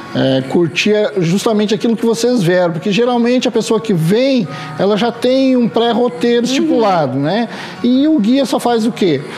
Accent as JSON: {"language": "Portuguese", "town": "Gramado", "region": "Rio Grande do Sul", "country": "Brazil", "tie": "born or raised there", "also_born_or_lived": "Lages, Santa Catarina", "said": "eu sou natural de Lages, Santa Catarina, mas já resido em Gramado há 45 anos"}